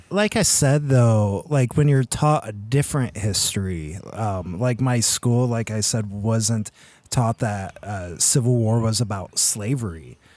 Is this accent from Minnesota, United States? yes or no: no; Michigan, United States; born or raised there; moved away as an adult